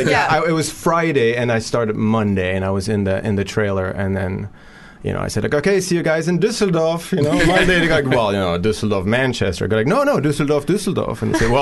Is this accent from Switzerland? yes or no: yes; Switzerland; moved away as an adult; also born or lived in New York; now in United Kingdom; Originally Switzerland. Born and raised, and then I went to New York for 16 years.